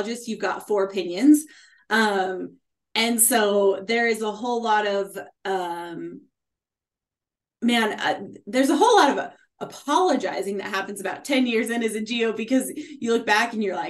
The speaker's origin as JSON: {"language": "English", "region": "Nevada", "country": "United States", "tie": "born or raised there", "said": "growing up in Nevada, Nevada is a really tight-knit mining community."}